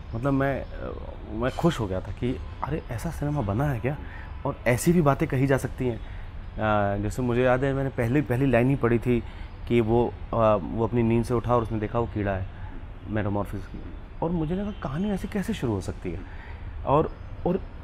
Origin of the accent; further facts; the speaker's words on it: Hoshangabad, Madhya Pradesh, India; moved away as an adult; also born or lived in Baramulla, Kashmir; now in Mumbai, India; मैं होशंगाबाद में मंदिरों का शहर है पला बड़ा हूँ